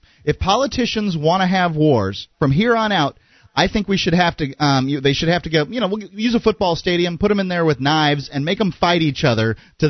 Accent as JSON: {"language": "English", "country": "United States", "said": "I'm an American"}